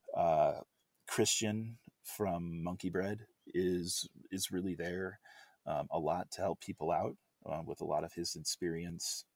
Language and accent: English; United States; as an English-speaking American